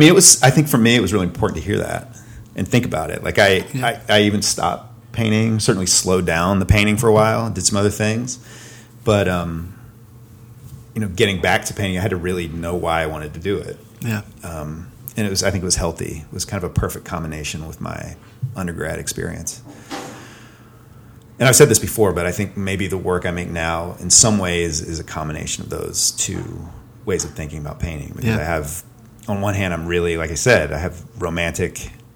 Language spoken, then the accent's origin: English; the South, United States; So I did have a moment where I was sort of thinking about like growing up in the South and Southern literature.